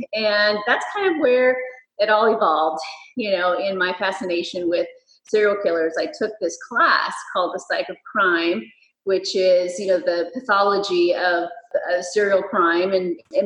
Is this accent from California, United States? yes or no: yes; Fresno, California, United States; here in my hometown of Fresno